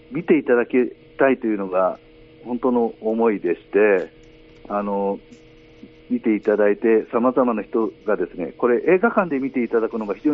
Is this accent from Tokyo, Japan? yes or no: no; Kobe, Hyogo, Japan; そして私のふるさとでもあるんですけれど、はい、えー、神戸の元町映画館では